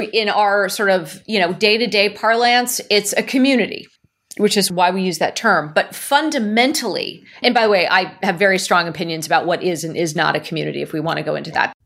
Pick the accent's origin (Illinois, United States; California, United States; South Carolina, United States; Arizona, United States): California, United States; Silicon Valley; I'm born and raised in Silicon Valley